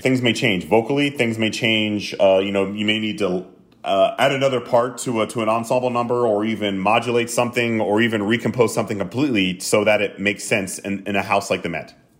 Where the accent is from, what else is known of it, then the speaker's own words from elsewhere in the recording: the South, United States; I grew up in the South